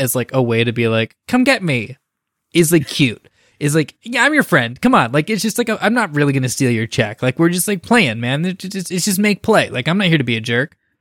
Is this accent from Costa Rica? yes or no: no; Bay Area, California, United States; in my hometown, there's a spot where it's actually the first flight in the United States of America